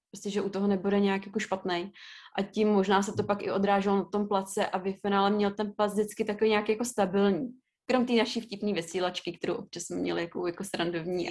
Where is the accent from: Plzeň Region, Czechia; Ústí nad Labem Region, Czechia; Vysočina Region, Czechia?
Ústí nad Labem Region, Czechia; Ústí nad Labem; jak jsem původem jako z Ústí nad Labem a v té době jsem i bydla v Ústí